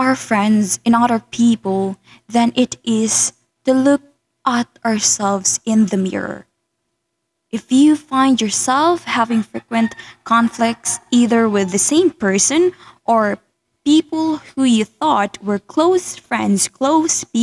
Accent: Philippines; English is a second language; my being a Filipina

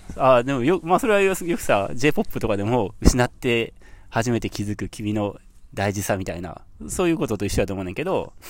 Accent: Hyogo, Japan; now in Yasato, Japan; 僕兵庫県出身ですけど

